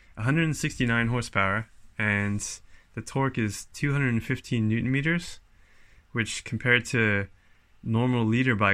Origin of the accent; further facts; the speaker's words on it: California, United States; moved away as an adult; now in Wellington, New Zealand; I'm originally from California